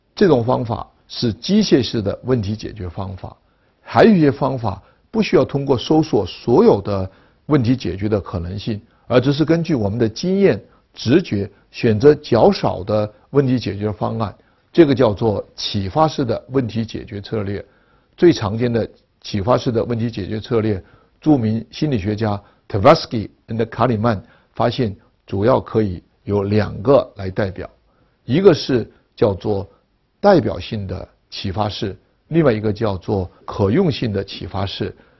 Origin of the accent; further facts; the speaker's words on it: China; 我们中国人对自己民族文化的认识